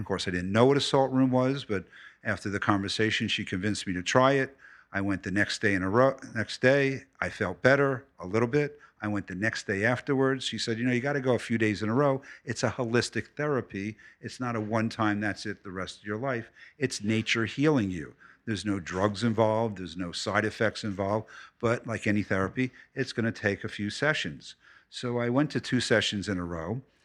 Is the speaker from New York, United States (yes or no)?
yes; New York City, New York, United States; also born or lived in Philadelphia; I was born in Philadelphia, moved to New York City when I was eleven